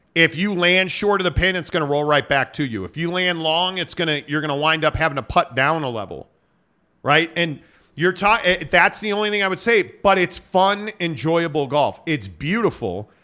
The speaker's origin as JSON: {"language": "English", "town": "Chicago", "region": "Illinois", "country": "United States", "said": "I'm from Chicago"}